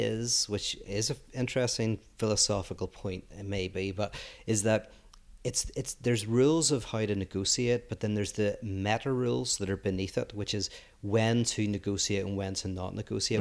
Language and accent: English; Northern Ireland, United Kingdom; moved away as an adult; also born or lived in Belfast; now in United States; I grew up in Northern Ireland where it was very cheap to live